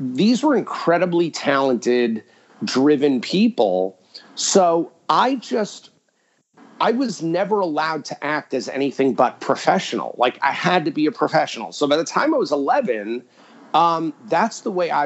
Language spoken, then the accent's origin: English; New York, United States; being a New Yorker